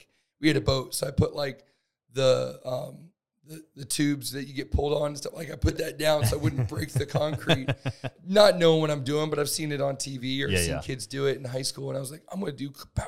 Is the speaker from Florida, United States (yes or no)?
yes; Northwest Florida, United States; I'm from Northwest Florida, the Panhandle